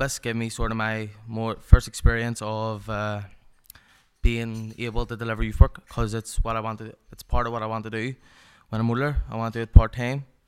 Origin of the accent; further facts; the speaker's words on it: Belfast, Northern Ireland, United Kingdom; also born or lived in Carrickfergus; I was from the Lower Shanghai area of Belfast